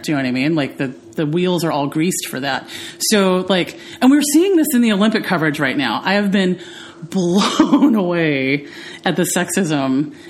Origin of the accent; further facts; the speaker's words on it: India; accent: American; American English without an accent, because I am Indian